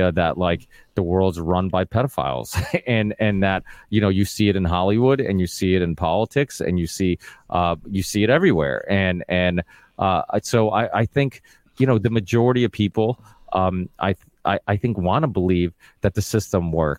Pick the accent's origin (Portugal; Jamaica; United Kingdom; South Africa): Portugal; now in Massachusetts, United States; I live in a blue state. Like I said, I was originally from Portugal, but we moved to Massachusetts.